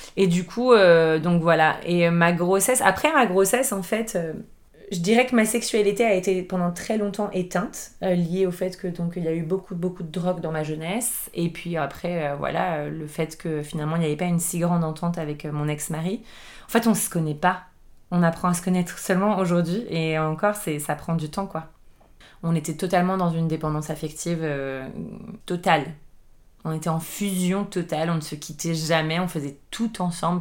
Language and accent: French; Boulogne-Billancourt, Île-de-France, France; moved away as an adult; now in Lisbon, Portugal; je suis née en France, euh, à Boulogne-Billancourt. Euh, j'ai grandi dans une, dans une grande maison euh, en banlieue parisienne